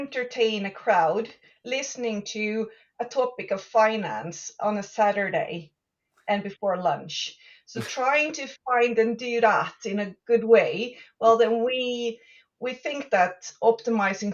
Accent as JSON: {"language": "English", "country": "Sweden", "said": "I'm Swedish"}